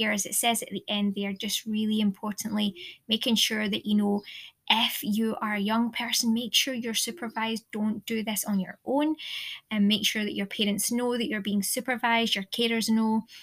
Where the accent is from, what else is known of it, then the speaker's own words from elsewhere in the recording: Ayr, Scotland, United Kingdom; also born or lived in Aberdeen, Aberdeenshire; my hometown here, Ayrshire, here in Ayr